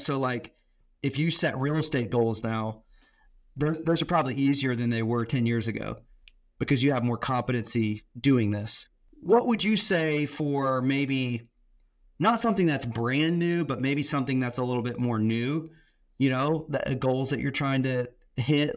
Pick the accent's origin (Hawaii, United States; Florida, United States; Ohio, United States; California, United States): Florida, United States; Tampa; I grew up in Tampa, Florida